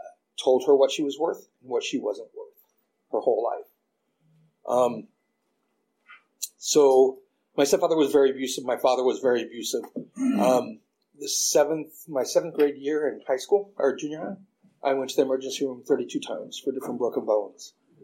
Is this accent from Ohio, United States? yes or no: no; Oklahoma, United States; because I grew up in Oklahoma, so I'd never seen people from other races that much.